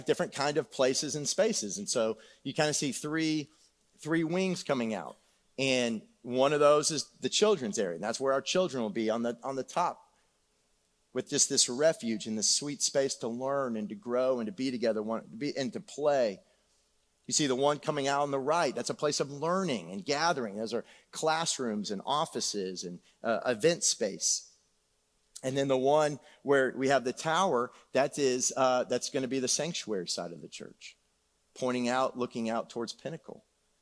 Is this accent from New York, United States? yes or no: no; San Antonio, Texas, United States; moved away; I grew up on Shadow Elm Woods